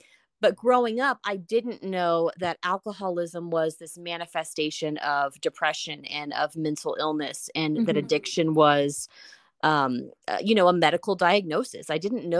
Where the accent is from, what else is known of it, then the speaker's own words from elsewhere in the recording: Houston, Texas, United States; now in Denver, United States; So I was born in Houston, Texas, and I currently live in Denver